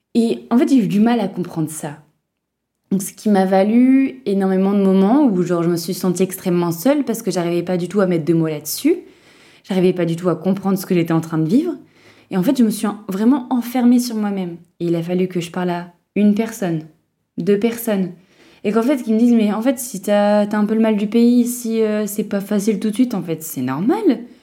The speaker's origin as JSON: {"language": "French", "town": "Lille", "region": "Hauts-de-France", "country": "France", "moved": "as an adult", "said": "de là d'où je viens, donc Lille"}